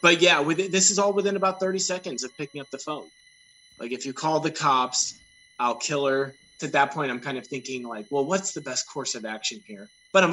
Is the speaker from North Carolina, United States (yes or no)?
no; Villa Ridge, Missouri, United States; moved away as an adult; now in Florida, United States; we grew up in what is actually a small town, in Villa Ridge, Missouri